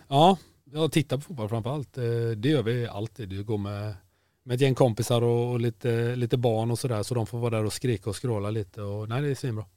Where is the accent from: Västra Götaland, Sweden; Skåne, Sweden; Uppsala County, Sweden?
Västra Götaland, Sweden; Kungälv; Jag är från Kungälv